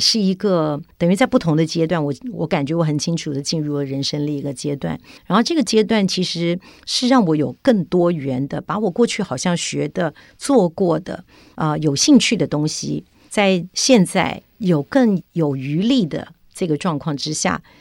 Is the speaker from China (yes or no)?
no; Taiwan; 我从小是在眷村长大